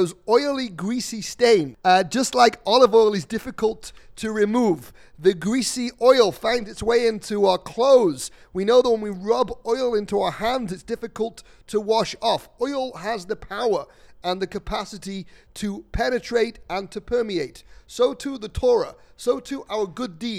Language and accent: English; England, United Kingdom; I'm English.